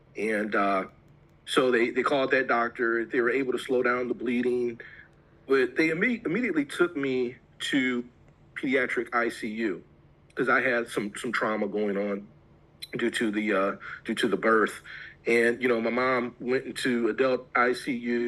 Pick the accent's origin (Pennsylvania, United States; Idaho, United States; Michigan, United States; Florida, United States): Michigan, United States; Detroit; I grew up in the Metro Detroit area